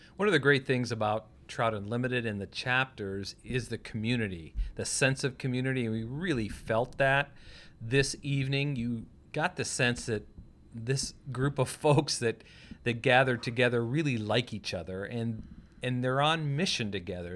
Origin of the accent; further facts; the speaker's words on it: United States; moved away; also born or lived in North Dakota / South Dakota; I grew up in North and South Dakota